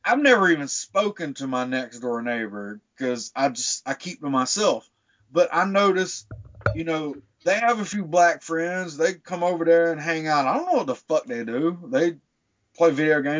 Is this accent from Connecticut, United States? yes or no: no; South Carolina, United States; I grew up in South Carolina, so I've grown up around that shit all my fucking life